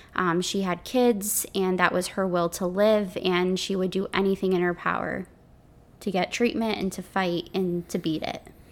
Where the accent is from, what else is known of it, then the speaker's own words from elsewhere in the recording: Connecticut, United States; I'm from Connecticut